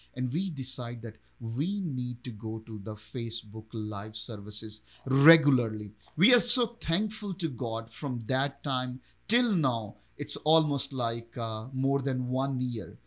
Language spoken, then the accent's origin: English; Pakistan; I was born and raised in Pakistan